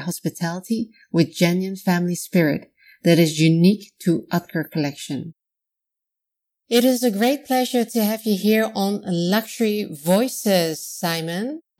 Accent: Netherlands; Originally from the Netherlands, also my home country

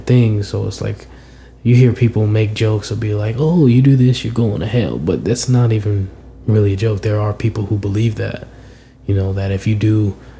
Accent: Berkeley, California, United States; the church that I grew up at in Berkeley

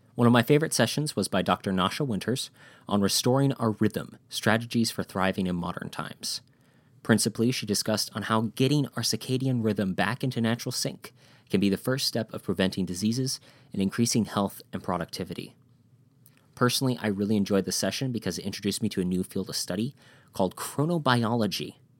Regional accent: Wisconsin, United States; I'm from Wisconsin

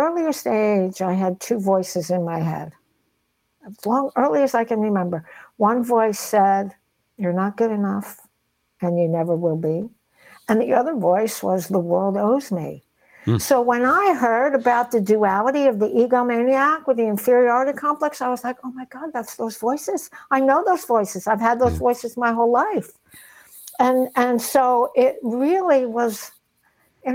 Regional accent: Nutley, New Jersey, United States; the way I grew up in Nutley, New Jersey in the 60s without a father

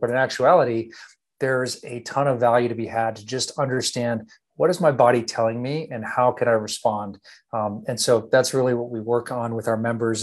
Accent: Texas, United States; born and raised in Texas

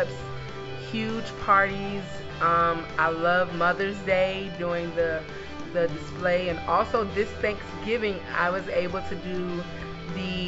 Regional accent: Tallahassee, Florida, United States; moved away as an adult; now in Houston, United States; I'm from Tallahassee, Florida, where I was born and raised

